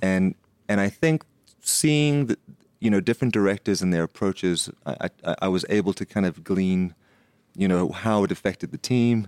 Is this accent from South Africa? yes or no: yes; Nelspruit, Mpumalanga, South Africa; also born or lived in United States; when I grew up in Nelspruit, which is the Lofe, you know, the Lofeveld.